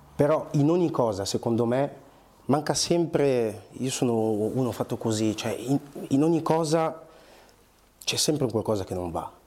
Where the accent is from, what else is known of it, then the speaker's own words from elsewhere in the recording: Bergamo, Lombardy, Italy; also born or lived in Angola; now in Milan, Italy; io sono cresciuto a Bergamo, cioè sono nato, um, sono... Uh, sì, cresciuto a Bergamo, sì, sì. poi sono arrivato qua a Milano per studiare recitazione